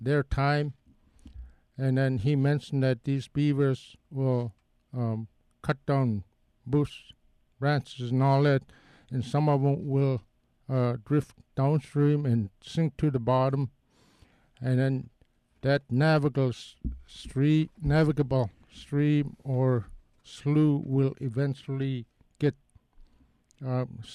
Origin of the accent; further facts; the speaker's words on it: Nelson Island, Alaska, United States; where I come from Nelson Island